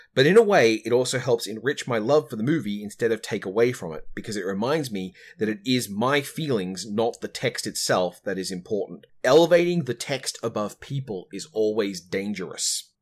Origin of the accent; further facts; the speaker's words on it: Australia